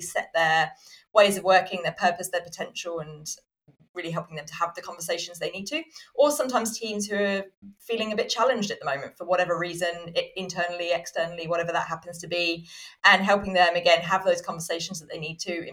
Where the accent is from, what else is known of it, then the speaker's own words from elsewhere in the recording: Southampton, South East England, United Kingdom; I was born in Southampton in the UK